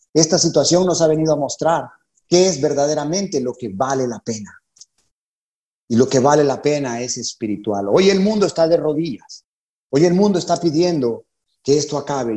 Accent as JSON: {"language": "Spanish", "country": "Honduras", "also_born_or_lived": "San Pedro Sula, Honduras", "moved": "as an adult", "lives_now": "Panama", "said": "Nos convertimos en la iglesia de San Pedro Sula, allá por eh, abril de 1998 en Honduras. Así que somos catrachos"}